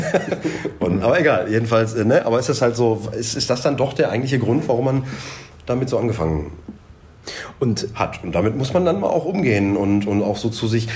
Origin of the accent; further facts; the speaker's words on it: Dorsten, North Rhine-Westphalia, Germany; bei uns in Dorsten